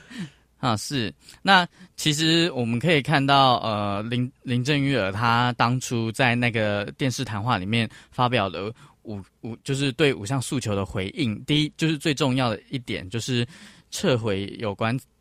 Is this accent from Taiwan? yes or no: yes; Taiwan; 作为一个台湾人